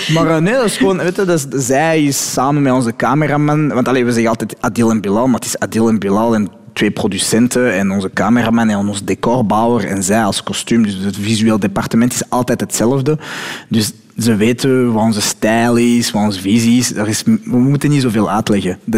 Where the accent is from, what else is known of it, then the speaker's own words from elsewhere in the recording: Morocco; Ik ben Marokkaan, hè.